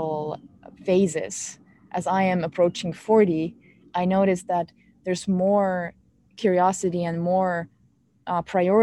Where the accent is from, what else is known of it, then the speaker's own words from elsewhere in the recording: Finland; English is a second language; I am from Finland, we grew up with this concept of Sisu